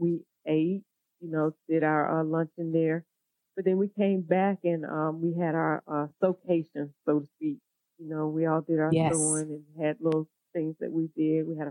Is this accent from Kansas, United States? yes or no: no; Augusta, Georgia, United States; we met here in my hometown, Augusta, Georgia